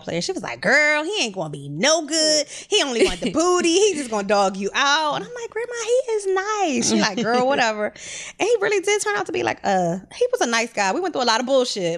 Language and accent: English; Philadelphia, Pennsylvania, United States; I'm from Philly